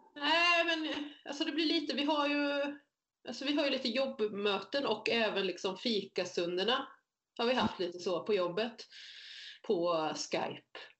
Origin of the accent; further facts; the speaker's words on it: Motala, Östergötland, Sweden; moved away as an adult; also born or lived in Korea; now in Jönköping, Sweden; Jag är så född i Korea, uppvuxen i Motala och inflyttad i Småland